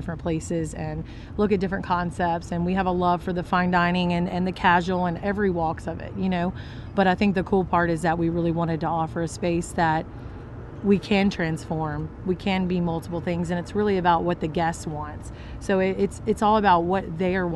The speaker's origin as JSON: {"language": "English", "town": "Baton Rouge", "region": "Louisiana", "country": "United States", "lives_now": "Covington, United States", "said": "we are from the Baton Rouge area."}